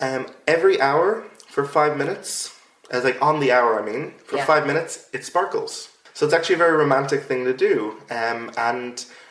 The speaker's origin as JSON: {"language": "English", "country": "Ireland", "said": "Yeah, I know. Especially as an Irish person."}